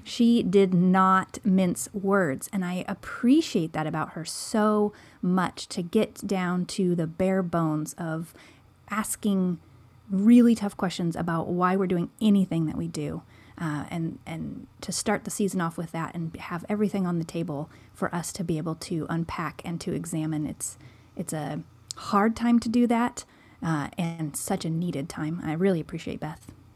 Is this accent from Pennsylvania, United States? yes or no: no; Seattle, Washington, United States; moved away as an adult; now in Oregon, United States; Joel and I are both from the Seattle area